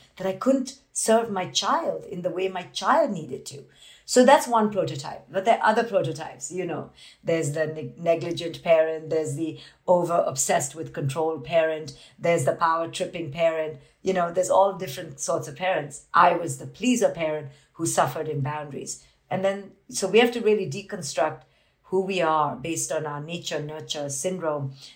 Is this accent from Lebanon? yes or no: no; India; I grew up in India as this Indian woman